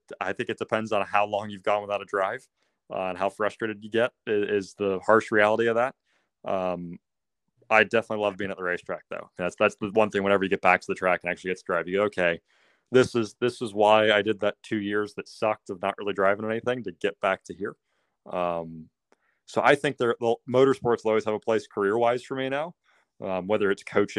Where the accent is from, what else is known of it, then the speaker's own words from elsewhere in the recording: Birmingham, Alabama, United States; growing up in Birmingham, Alabama, there's not a go-kart track anywhere near here.